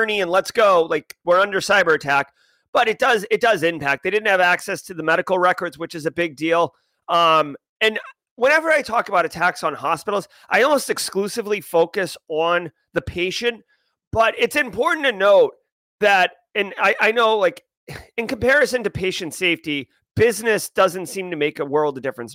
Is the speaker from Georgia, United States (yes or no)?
no; Boston, Massachusetts, United States; I'm from the Boston area